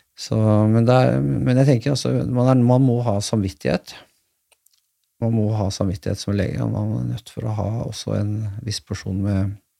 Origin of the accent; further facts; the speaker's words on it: Askim, Østfold, Norway; da jeg vokste opp på den tiden jeg vokste opp Jeg kommer fra Askim